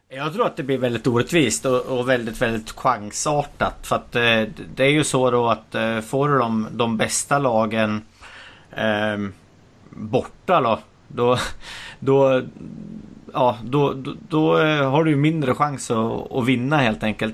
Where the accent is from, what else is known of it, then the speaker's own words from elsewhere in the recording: Bollnäs, Gävleborg County, Sweden; jag är från Bollnäs